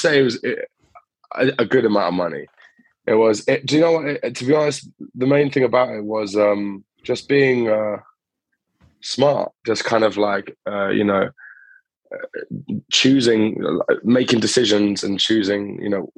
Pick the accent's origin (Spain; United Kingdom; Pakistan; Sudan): United Kingdom; Cambridge, East of England; moved away as an adult; also born or lived in Greece; now in London, United Kingdom; I was born in Greece, grew up in Cambridge, and then now I'm based in London.